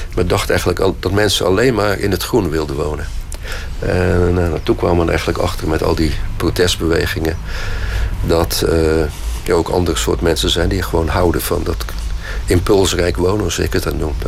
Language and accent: Dutch; Krabbendijke, Zeeland, Netherlands; Ik ben geboren in Zeeland in Krabbedijken. Dat ligt op Zuid-Beverland